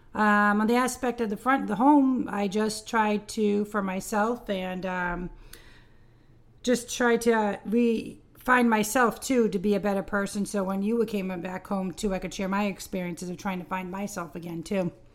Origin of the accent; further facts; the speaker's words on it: Cape Cod, Massachusetts, United States; growing up on the Cape